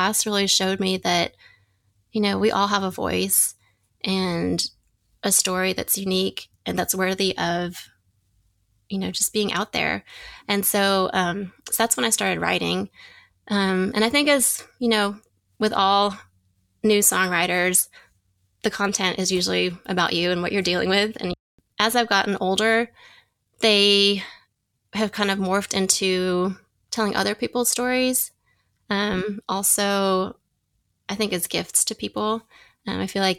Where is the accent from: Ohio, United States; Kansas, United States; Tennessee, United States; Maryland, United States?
Tennessee, United States; Nashville; moved away; growing up in Nashville